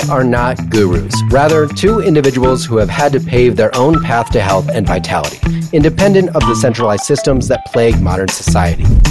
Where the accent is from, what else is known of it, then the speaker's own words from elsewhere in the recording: McPherson, Kansas, United States; moved away; also born or lived in Wisconsin; I'm from, from Wisconsin, but I grew up in Midland, Kansas, in a town called McPherson